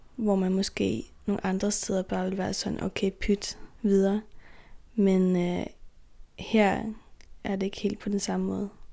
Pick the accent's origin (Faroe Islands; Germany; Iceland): Faroe Islands; Vi har jo nogle traditioner her